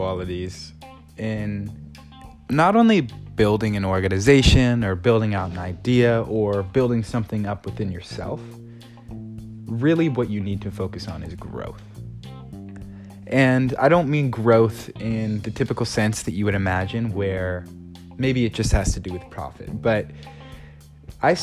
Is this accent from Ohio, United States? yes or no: yes; Ohio, United States; I grew up in Ohio, 10 minutes away from a national park